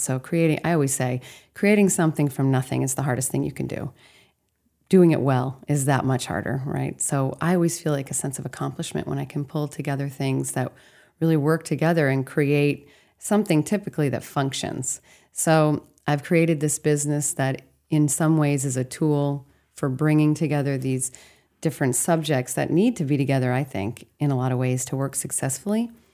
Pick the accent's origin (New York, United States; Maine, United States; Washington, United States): Maine, United States; Castine; I'm from the Castine Down East area